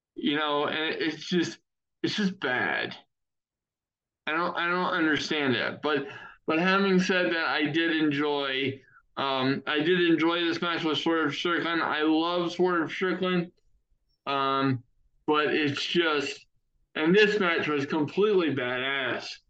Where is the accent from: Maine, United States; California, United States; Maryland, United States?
Maryland, United States; Maryland Championship Wrestling, and that's my home state's biggest promotion